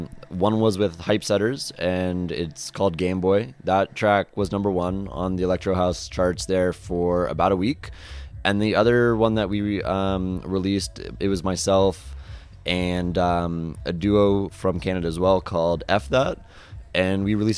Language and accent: English; East Coast, United States; we're both from the East Coast